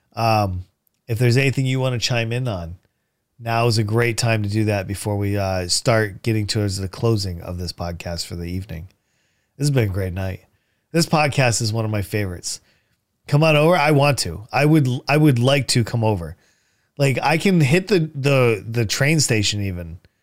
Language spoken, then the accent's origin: English; New London, Connecticut, United States; I grew up here in New, eh, you know, in New London, Connecticut.